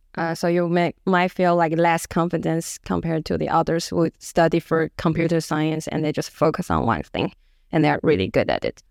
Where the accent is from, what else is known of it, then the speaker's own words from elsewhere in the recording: Taiwan; moved away as an adult; now in Stockholm, Sweden; I'm from Taiwan